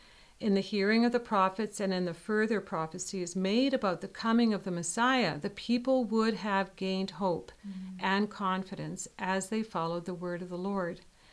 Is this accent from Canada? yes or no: yes; Winnipeg, Manitoba, Canada; now in Dayton, United States; We come from Winnipeg, Canada, so we have a Canadian perspective